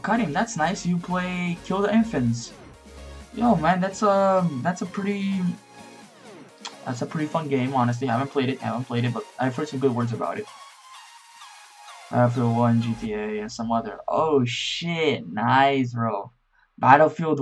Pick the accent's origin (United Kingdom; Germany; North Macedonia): North Macedonia; I'm from Macedonia. It's a small country in Europe.